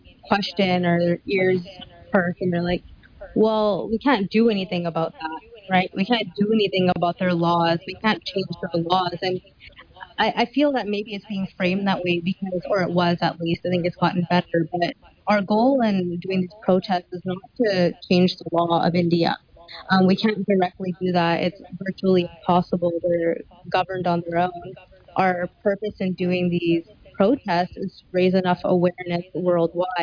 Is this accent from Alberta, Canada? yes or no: no; Surrey, British Columbia, Canada; Born and raised in Surrey